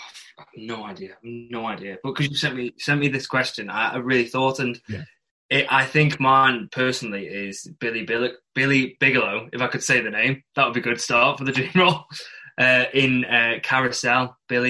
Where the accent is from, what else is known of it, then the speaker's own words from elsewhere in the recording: Isle of Man; accent: northern; moved away; I'd say I'm from the Isle of Man for 3 years